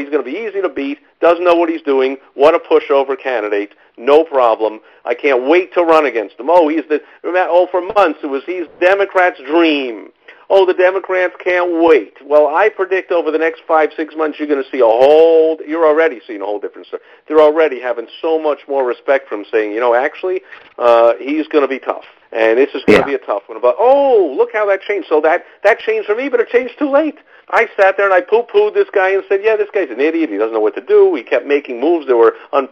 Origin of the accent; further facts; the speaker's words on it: New York City, New York, United States; moved away as an adult; I was growing up in New York City in the 70s